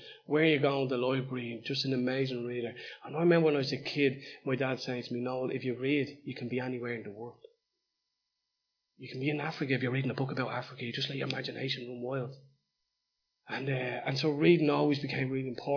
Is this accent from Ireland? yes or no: yes; Dublin, Ireland; Dolphin House, where I was born and raised. My hometown.